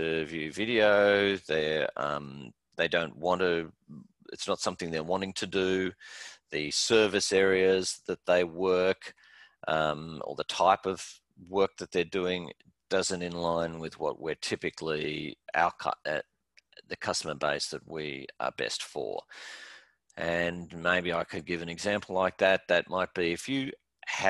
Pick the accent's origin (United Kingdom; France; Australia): Australia; now in United States; my background being Australian